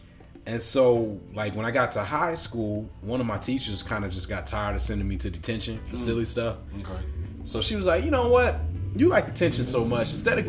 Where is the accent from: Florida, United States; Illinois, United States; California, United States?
Illinois, United States; Chicago; 91st and East End. So for all you Chicago folks listening, I'm 91st and East End, right off of Stony.